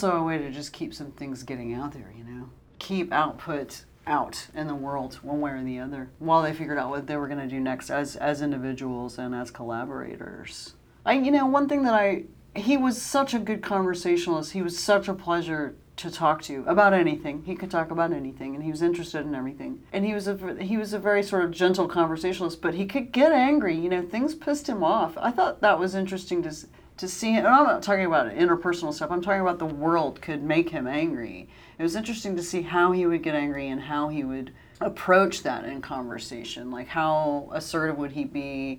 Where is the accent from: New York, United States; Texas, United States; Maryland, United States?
Texas, United States; Dallas; I've been based here for a few months now, and granted, I come from Dallas, and there are a lot of similarities between the two cities